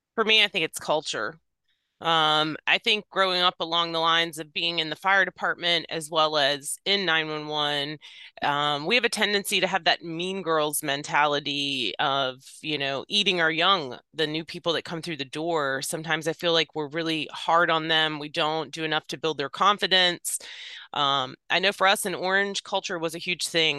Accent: Virginia, United States; I was born and raised in Virginia

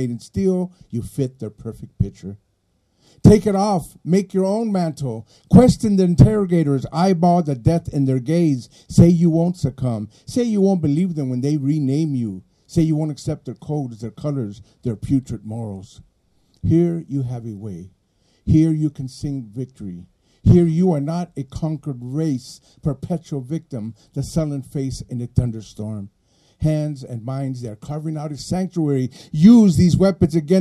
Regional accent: Los Angeles, California, United States; first language Spanish; English is a second language; also born or lived in Mexico; as a Chicano in Los Angeles, when I came from Mexico 2 years old and went to school there

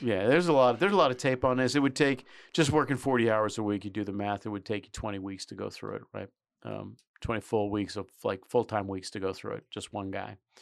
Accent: New York City, New York, United States; I grew up in New York City

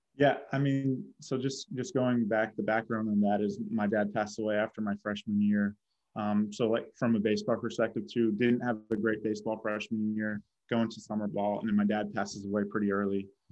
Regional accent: Boston, Massachusetts, United States; moved away as an adult; I'm from Boston.

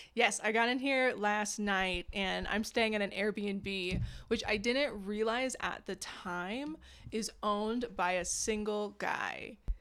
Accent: Orange County, California, United States; moved away as an adult; also born or lived in Boulder, Colorado; now in Phoenix, United States; I actually grew up in Orange County, California

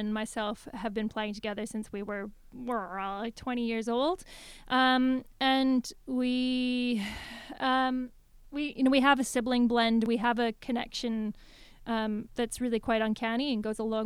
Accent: Canada; moved away; also born or lived in Australia; we're all Canadians

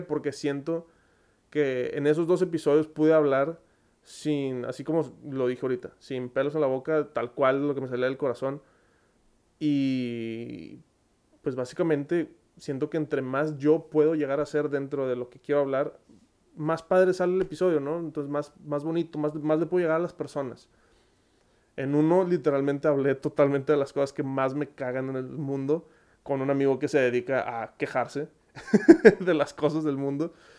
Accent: Monterrey, Nuevo León, Mexico; accent: regio; soy de Monterrey, creo que si no lo habían notado por el magnífico acento regio que tengo en todos los videos

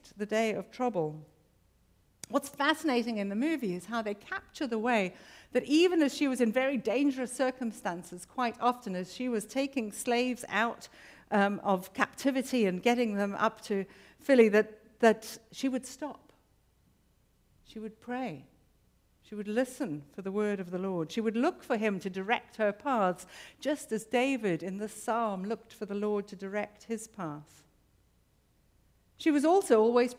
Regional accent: South Africa; I have to recognize myself as a South African

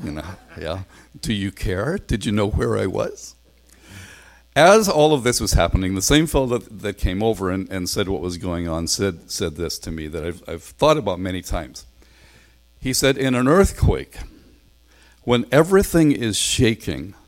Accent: Northern Ireland, United Kingdom; now in Canada; I'm from Northern Ireland

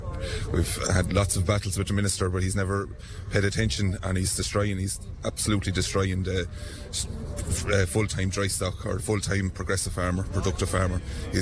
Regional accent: Moone, Leinster, Ireland; From Kildare there, a little place called Moon.

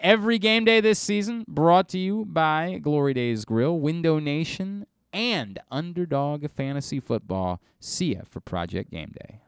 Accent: Kingsville, Maryland, United States; I grew up in Kingsville, right? I was on Bradshaw Road in Kingsville

